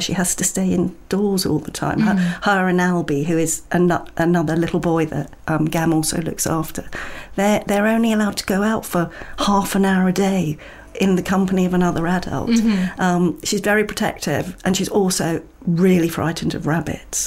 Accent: London, United Kingdom; I did grow up in London, well, in the suburbs of North London

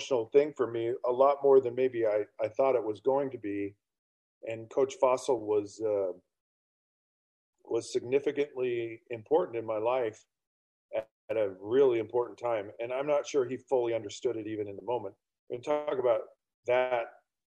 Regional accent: Utah, United States; I grew up in Utah County in the state of Utah, 15 minutes from Brigham Young University in the 1980s.

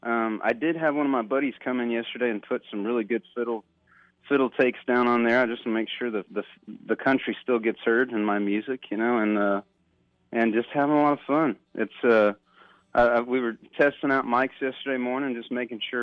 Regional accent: near Fort Hood, Texas, United States; I grew up near Fort Hood

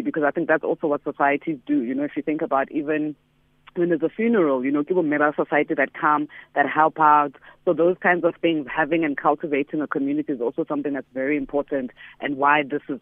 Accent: Johannesburg, Gauteng, South Africa; I grew up in Soweto

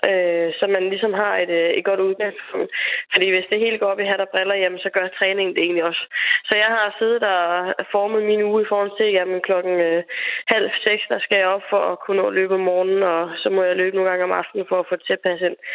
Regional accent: Denmark; her hjemme i Danmark

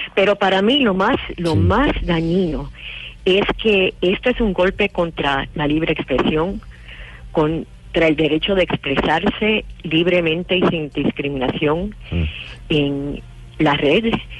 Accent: United States; mi país

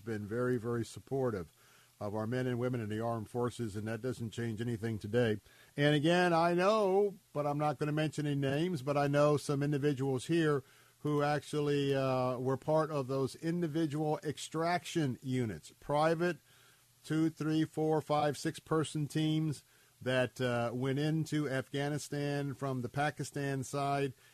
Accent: Tampa, Florida, United States; I was born and raised here in Tampa

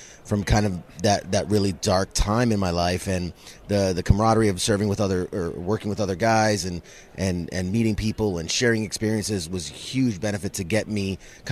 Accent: New York City, New York, United States; I'm originally born and raised in New York City

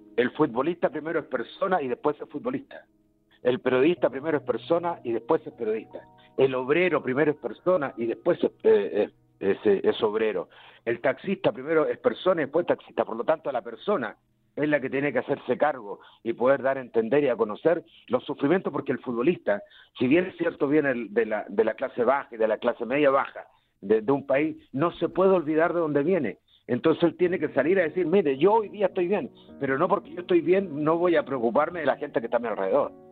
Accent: Chile

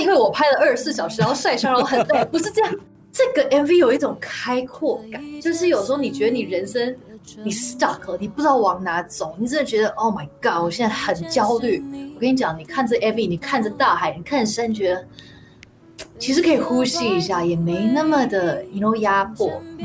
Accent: Singapore; moved away; 我在新加坡长大的时候，其实我唱很多R and B

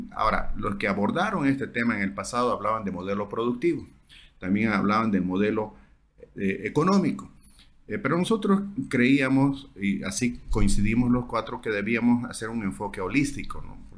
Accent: Santa Cruz, Bolivia

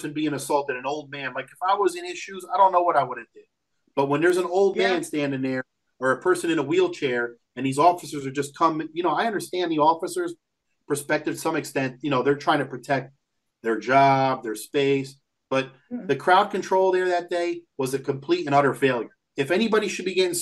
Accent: United States; we're born here in America, but we're Lebanese first generation

